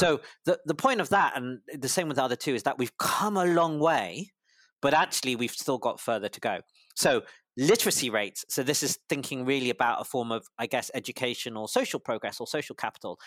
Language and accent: English; London, United Kingdom; also born or lived in Cambridge / Harvard; I was born in London, U K, to a, a Malaysian father and a Singaporean mother, and I did all of my schooling or high schooling in London